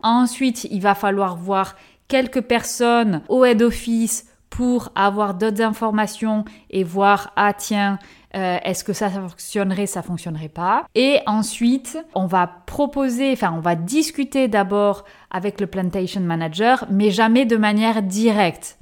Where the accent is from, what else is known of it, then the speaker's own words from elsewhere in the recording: France; moved away as an adult; also born or lived in New Zealand / Belgium / Cameroon / Indonesia; je suis française, née en France, j'ai fait mes études en France